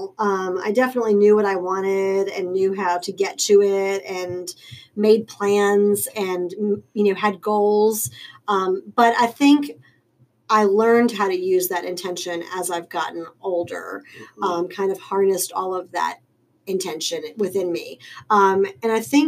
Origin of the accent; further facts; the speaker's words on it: Richmond, Virginia, United States; also born or lived in Long Island, New York; I have lived in Richmond pretty much my whole life.